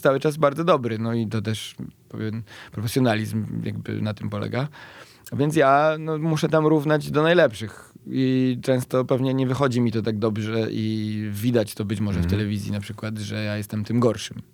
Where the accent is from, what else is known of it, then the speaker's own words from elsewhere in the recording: Bielsko-Biała, Silesian Voivodeship, Poland; pochodzę z Bielska-Białej, które jest stosunkowo blisko Wisły